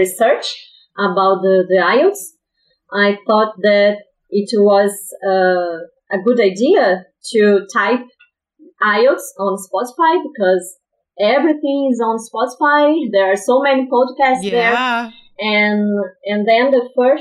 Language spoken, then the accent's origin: English; Brazil; English is a second language; also born or lived in Rio de Janeiro; I'm from Brazil. I live in Rio de Janeiro.